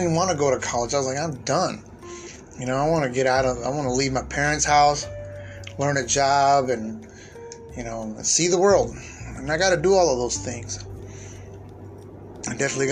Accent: San Diego, California, United States; moved away as an adult; leaving my hometown of San Diego, and leaving my parents behind to join the Army

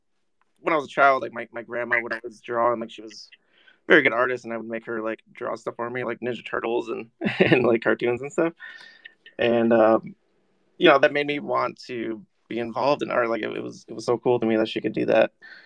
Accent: Syracuse, New York, United States; Syracuse, New York.

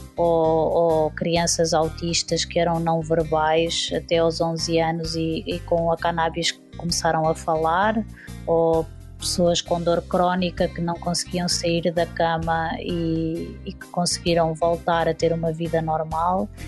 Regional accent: Portugal; falamos a mesma língua, apesar de termos um sotaque diferente

